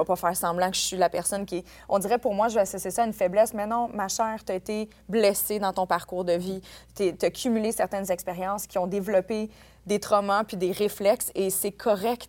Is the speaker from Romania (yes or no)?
no; Quebec, Canada; en tant que Québécois